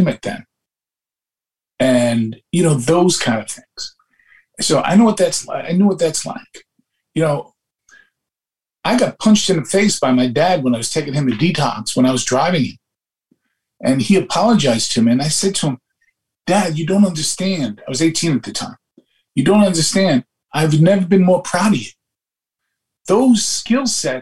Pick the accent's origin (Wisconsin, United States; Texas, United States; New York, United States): New York, United States; New York City; People say I'm Irish, Italian, Black, Jewish, Caribbean, because everything was in my neighborhood. And I am a microcosm of all of that DNA that went out in those Brooklyn Nights.